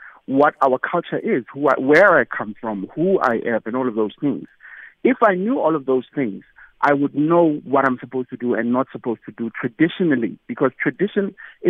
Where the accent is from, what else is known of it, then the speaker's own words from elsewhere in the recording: South Africa; We grew up, like me, for instance, I grew up in Ekasi, and my family never practiced into the Sintu or all of those things.